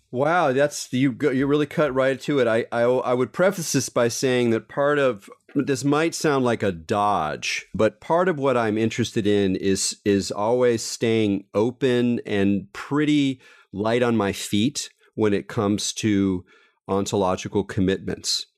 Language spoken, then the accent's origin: English; Southern California, United States; I grew up in Southern California